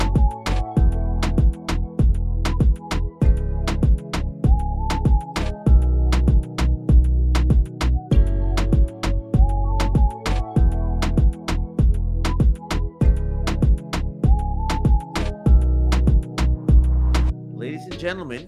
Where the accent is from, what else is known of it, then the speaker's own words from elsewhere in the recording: Chicago, Illinois, United States; now in Texas, United States; I grew up in Chicago, and when I got here and they kept saying the frontage road